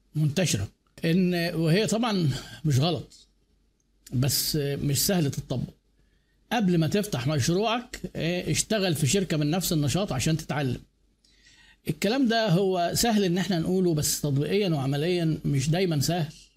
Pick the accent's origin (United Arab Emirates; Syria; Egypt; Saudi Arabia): Egypt; عندنا في مصر